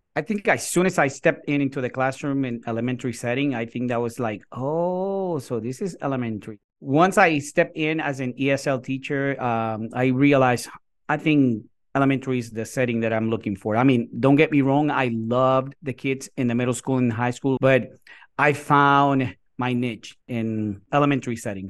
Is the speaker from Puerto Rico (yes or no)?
yes; Puerto Rico; first language Spanish; English is a second language; moved away as an adult; now in Tennessee, United States; I was born and raised in Puerto Rico, so we have been here almost eighteen years.